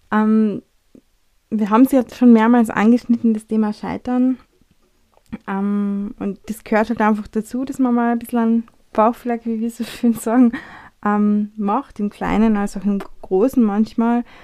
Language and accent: German; Austria; wie wir sind äh, Österreicher, wir Europäer, wir ticken ein bisschen anders